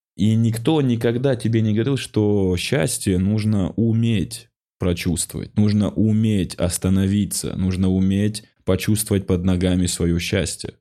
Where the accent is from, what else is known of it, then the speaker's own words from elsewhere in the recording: North Ossetia–Alania, Russia; moved away as an adult; я из Осетии